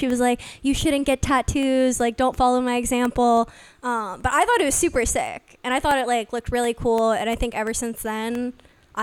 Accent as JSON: {"language": "English", "town": "Los Angeles", "region": "California", "country": "United States", "said": "I'm an Aquarius from Los Angeles"}